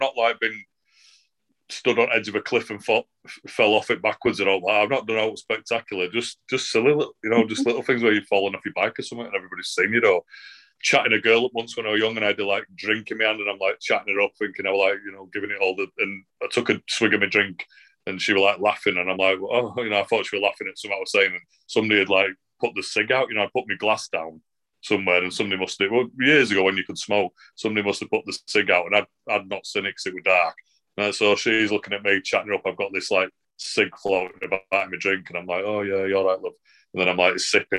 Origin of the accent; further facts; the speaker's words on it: Manchester, North West England, United Kingdom; now in near Leeds and York, United Kingdom; That's where I'm from originally and all my dad's family are from